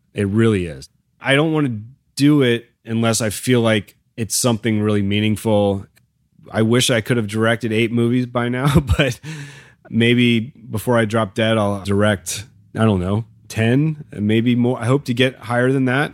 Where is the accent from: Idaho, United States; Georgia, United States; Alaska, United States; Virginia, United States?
Virginia, United States; Midlothian; I had many amazing teachers growing up in Virginia